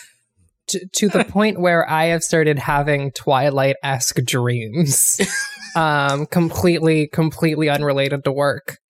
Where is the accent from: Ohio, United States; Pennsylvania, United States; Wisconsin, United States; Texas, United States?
Ohio, United States; moved away; I grew up in Ohio